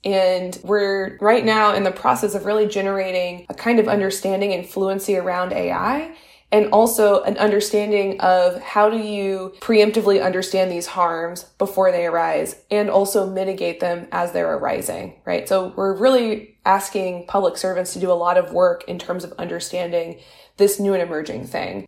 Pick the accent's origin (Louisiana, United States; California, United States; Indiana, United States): Louisiana, United States; I'm from Louisiana, which is the highest rate of incarceration in the United States